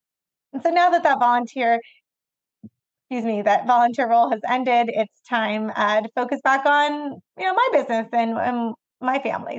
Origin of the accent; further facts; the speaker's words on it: Fresno, California, United States; who happens to also be from my hometown. So anyone listening in the 559, there's a Fresno connection.